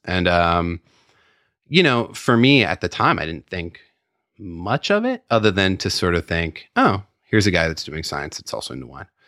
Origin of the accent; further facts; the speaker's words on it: San Francisco, California, United States; also born or lived in Petaluma; I grew up in San Francisco and then, uh, moved up to Petaluma when I was, I don't know, ten, eleven, something like that.